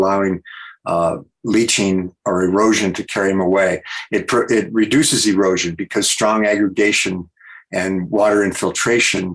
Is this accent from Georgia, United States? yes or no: no; Iowa, United States; also born or lived in California; now in Wyoming, United States; I grew up in Iowa on a corn and soybean and beef cow farm.